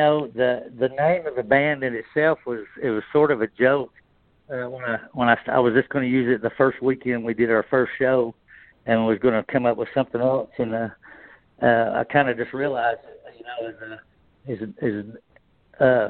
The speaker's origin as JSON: {"language": "English", "town": "Knoxville", "region": "Tennessee", "country": "United States", "moved": "as an adult", "lives_now": "Memphis, United States", "said": "I'm actually from Knoxville, which, you know, that's right up there, and it's big orange country. So I was from there, but I moved here when I got my deal, and I've just stayed here."}